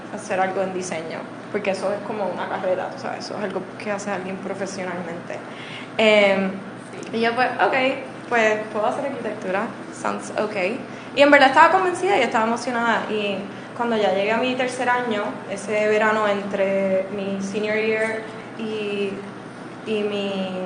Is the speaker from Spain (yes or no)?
no; San Juan, Puerto Rico; yo nací, crecí en Miramar, así que aquí mismo